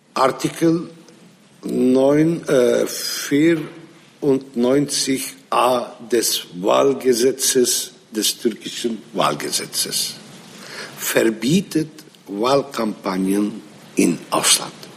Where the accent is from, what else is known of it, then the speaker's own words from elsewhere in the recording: Nusaybin, Mardin, Turkey; first language Arabic; German is a second language; in Nusaybin, das ist meine Heimatstadt